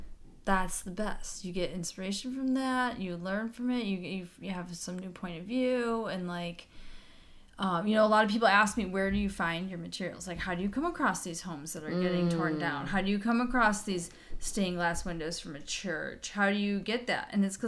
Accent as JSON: {"language": "English", "region": "Michigan", "country": "United States", "tie": "born or raised there", "said": "I'm born and raised in Michigan."}